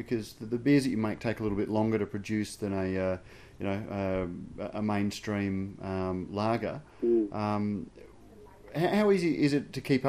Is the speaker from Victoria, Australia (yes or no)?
no; Queensland, Australia; as a Queenslander